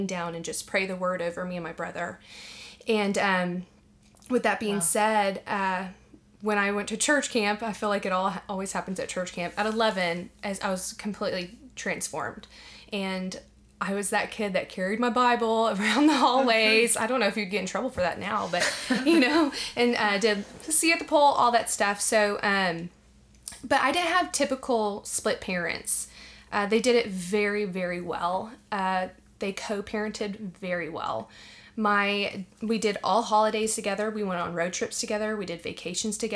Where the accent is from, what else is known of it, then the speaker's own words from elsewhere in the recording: Arlington, Texas, United States; now in Dallas, United States; I am from Arlington, right down the road